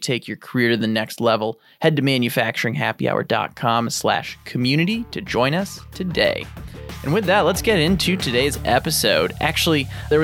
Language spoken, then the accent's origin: English; Midwest, United States; As a Midwesterner myself